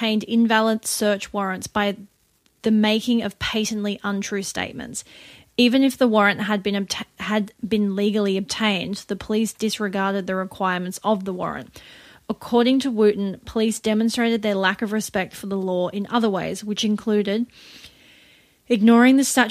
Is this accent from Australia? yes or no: yes; Australia; we are an Australian partnership in this podcast